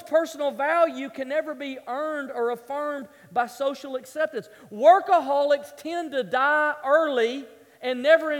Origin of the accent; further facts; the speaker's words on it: the South, United States; I grew up in the South